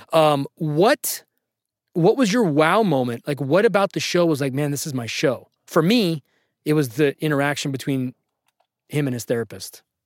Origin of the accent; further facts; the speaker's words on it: Sacramento, California, United States; I'm from Sacramento. I went to high school in Sacramento